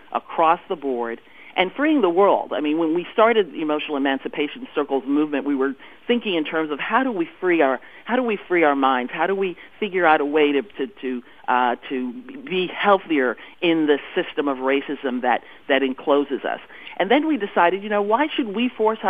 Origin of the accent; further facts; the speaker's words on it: Panama; now in United States; I was born in Panama. I live in the United States now. I have West Indian parentage